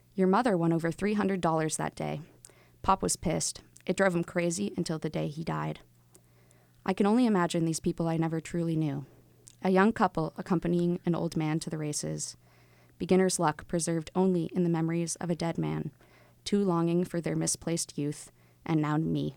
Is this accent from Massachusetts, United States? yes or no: yes; Wilmington, Massachusetts, United States; also born or lived in Atlanta; I grew up here in Wilmington.